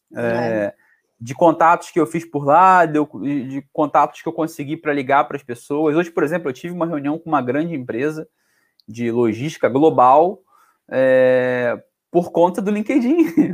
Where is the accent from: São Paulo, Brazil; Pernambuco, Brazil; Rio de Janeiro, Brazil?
Rio de Janeiro, Brazil; accent: carioca; now in Portugal; eu que sou do Rio